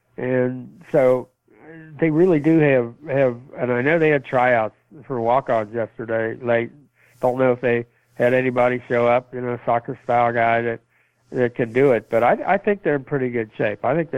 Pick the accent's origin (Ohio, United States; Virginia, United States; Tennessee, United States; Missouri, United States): Ohio, United States; Youngstown; And I grew up in Youngstown, played high school football there, went to Miami, Ohio, broke all the scoring records and running records there.